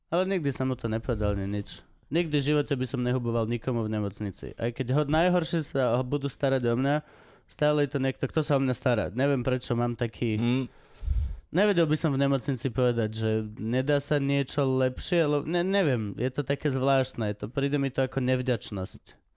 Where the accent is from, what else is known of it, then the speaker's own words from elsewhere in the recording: eastern Slovakia, Slovakia; Lebo som z východu.